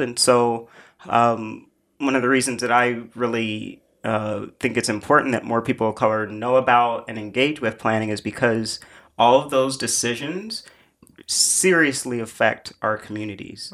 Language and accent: English; Indianapolis, Indiana, United States; now in New York, United States; I grew up in Indianapolis